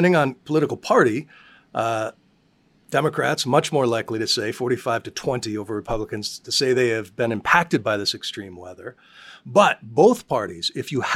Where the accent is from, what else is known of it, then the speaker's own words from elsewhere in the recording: Colorado, United States; I grew up in Colorado.